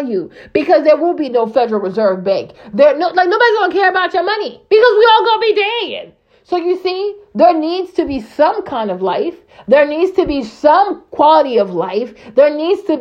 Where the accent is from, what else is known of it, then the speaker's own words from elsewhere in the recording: Burkina Faso; moved away; I grew up in Burkina Faso